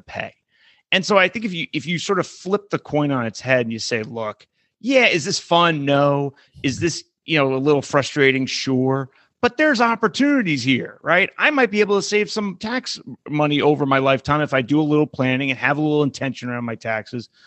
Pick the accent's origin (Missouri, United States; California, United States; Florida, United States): California, United States; my home state of California